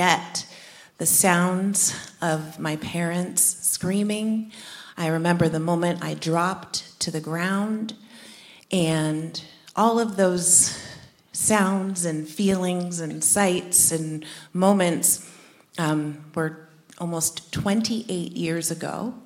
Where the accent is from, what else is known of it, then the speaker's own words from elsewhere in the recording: New Jersey, United States; We grew up in Jersey, about an hour outside of the city